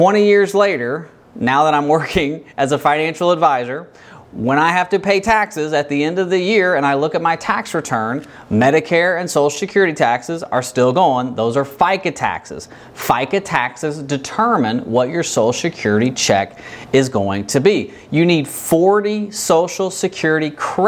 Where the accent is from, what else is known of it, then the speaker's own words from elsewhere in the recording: Kentucky, United States; I'm from Kentucky.